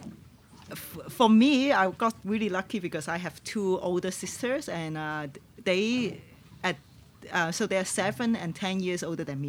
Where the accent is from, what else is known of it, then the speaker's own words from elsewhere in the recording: Tuen Mun, New Territories, Hong Kong; first language Cantonese; English is a second language; I grew up in a new territory, Tuen Mun